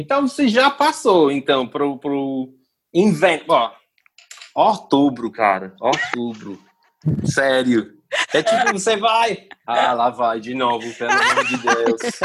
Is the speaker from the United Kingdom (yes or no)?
yes; England, United Kingdom; Portuguese is a second language; moved away as an adult; now in Ceará, Brazil; eu sou inglês